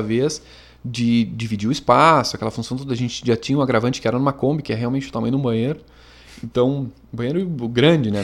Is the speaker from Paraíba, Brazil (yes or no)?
no; Montenegro, Rio Grande do Sul, Brazil; A gente é aqui de Montenegro e a gente mora